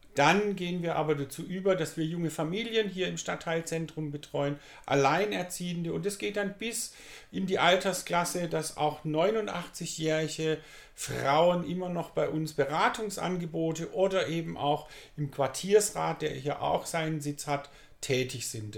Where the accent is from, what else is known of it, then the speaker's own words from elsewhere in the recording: Pforzheim, Baden-Württemberg, Germany; ich bin gebürtiger Pfadheimer